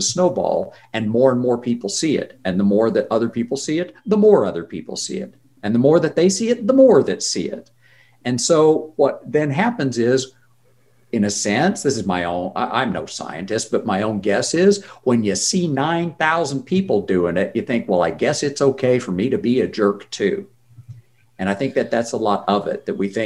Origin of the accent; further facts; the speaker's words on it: Oklahoma, United States; now in Vancouver, Canada; I live in Canada, but I grew up in Oklahoma.